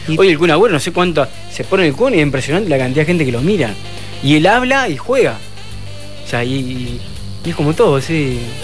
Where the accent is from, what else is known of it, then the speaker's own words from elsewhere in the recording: Argentina; nosotros los argentinos